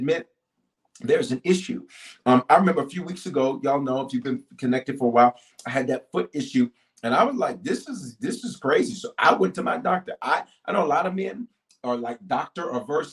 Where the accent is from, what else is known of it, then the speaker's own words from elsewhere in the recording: the South, United States; growing up in the South